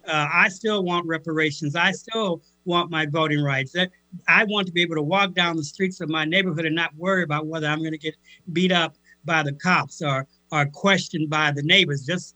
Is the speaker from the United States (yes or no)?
yes; Cairo, Illinois, United States; moved away as an adult; also born or lived in Minnesota; And I grew up in Cairo, Illinois.